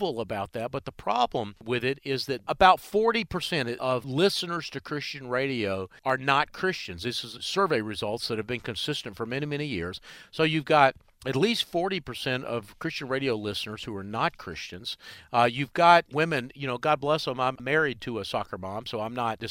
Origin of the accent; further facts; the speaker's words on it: Charlotte, North Carolina, United States; here in my hometown of Charlotte